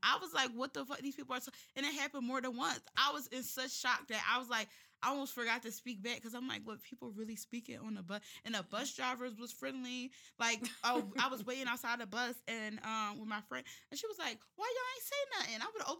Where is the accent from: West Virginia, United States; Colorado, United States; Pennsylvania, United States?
Pennsylvania, United States; Philadelphia; First of all, I'm from Philly. I just lived there for school.